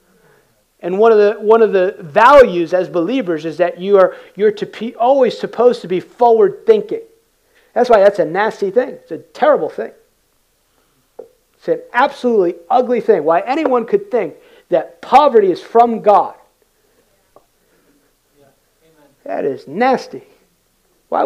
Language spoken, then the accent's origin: English; United States; I came in culturally as an American. Work hard. My dad came to this country in 1969, escaped communist Cuba.